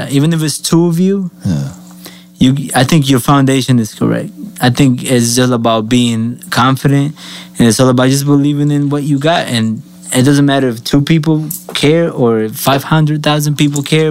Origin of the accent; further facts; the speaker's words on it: Colombia; now in United States; I'm Colombian.